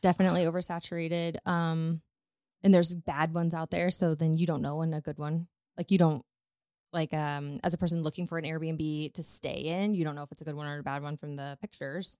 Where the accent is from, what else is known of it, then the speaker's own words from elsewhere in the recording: Northwest Missouri, United States; moved away as an adult; also born or lived in Dallas / New Orleans / Florida; now in St. Louis, United States; I'm from Northwest Missouri. I grew up on a farm